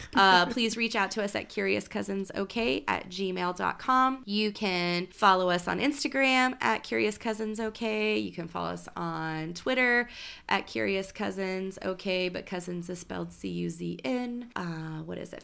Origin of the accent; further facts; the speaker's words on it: Oklahoma City, Oklahoma, United States; I grew up in Oklahoma City, so when I went to college at Oklahoma State